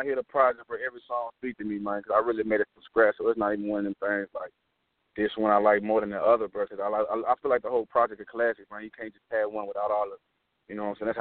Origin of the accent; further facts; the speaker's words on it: Louisiana, United States; I'm from Louisiana